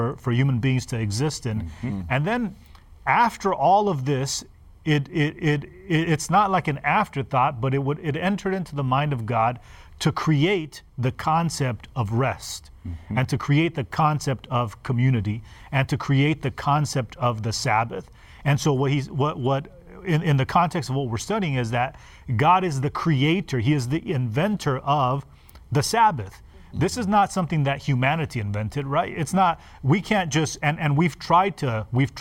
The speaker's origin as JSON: {"language": "English", "town": "Los Angeles", "region": "California", "country": "United States", "tie": "born or raised there", "said": "I grew up in Los Angeles, and we were in an apartment"}